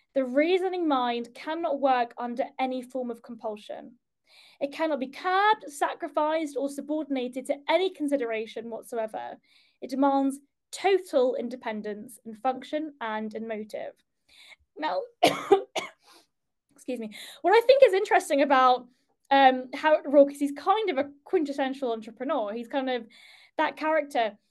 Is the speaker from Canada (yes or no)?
no; United Kingdom; as a Brit